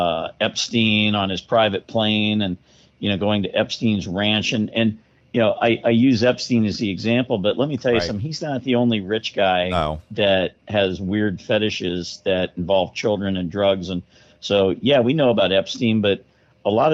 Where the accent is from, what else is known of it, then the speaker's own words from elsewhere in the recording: Florida, United States; I grew up in Florida